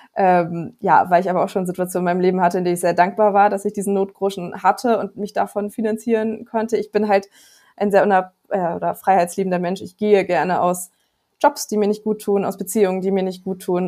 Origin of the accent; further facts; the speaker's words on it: Bremen, Germany; ich komme aus Bremen, da sind die Immobilienpreise noch nicht so hoch wie in anderen Städten